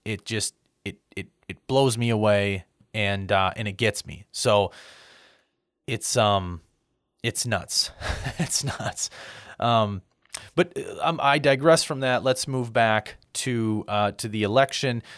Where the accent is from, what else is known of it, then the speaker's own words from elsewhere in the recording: United States; I'm an American